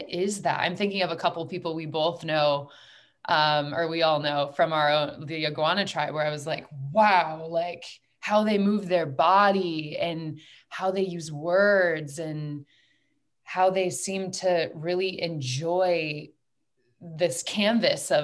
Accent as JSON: {"language": "English", "country": "United States", "said": "I was raised in a very masculine environment. I'm from the United States."}